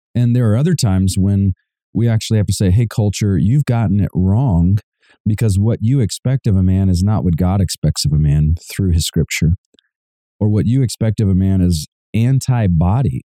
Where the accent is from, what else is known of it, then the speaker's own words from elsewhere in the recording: Savannah, Georgia, United States; I come from Georgia. My wife and I are actually from Savannah, Georgia